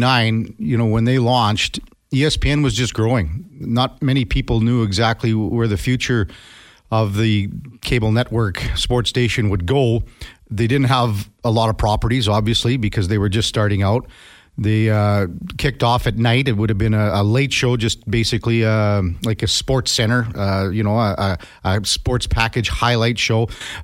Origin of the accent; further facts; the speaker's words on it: Two Hills, Alberta, Canada; Laugh out loud, but I'm originally from Two Holes, so I can't talk